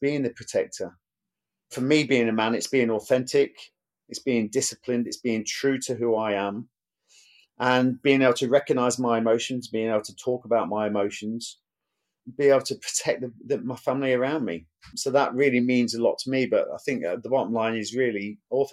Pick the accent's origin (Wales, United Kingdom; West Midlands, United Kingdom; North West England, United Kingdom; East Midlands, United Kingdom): West Midlands, United Kingdom; Burton-on-Trent; I was born in Burton-on-Trent, Staffordshire. It's a brewery town. Family was paid in beer.